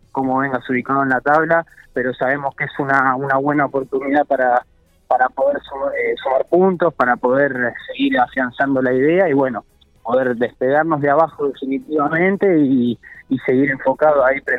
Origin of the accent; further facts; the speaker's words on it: La Plata, Buenos Aires Province, Argentina; exactamente, oriundo de La Plata.